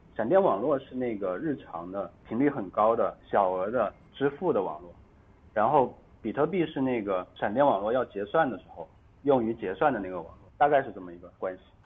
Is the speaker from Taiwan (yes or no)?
no; China; 作为一个中国人到台湾